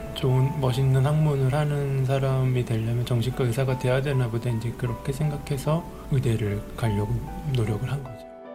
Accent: South Korea

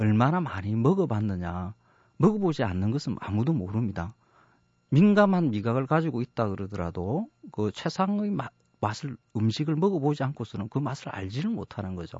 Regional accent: Masan, South Gyeongsang, South Korea; moved away as an adult; now in Seoul, South Korea; 저는 마산에서 어린 시절을 고등학교까지 보냈습니다.

